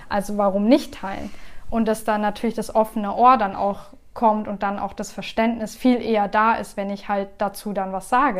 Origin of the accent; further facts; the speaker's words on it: Germany; ich bin hier geboren